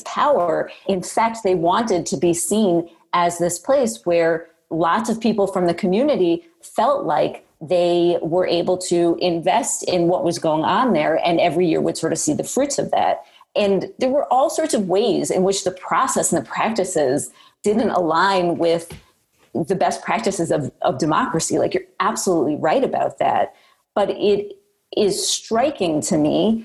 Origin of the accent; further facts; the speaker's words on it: United States; as American Jews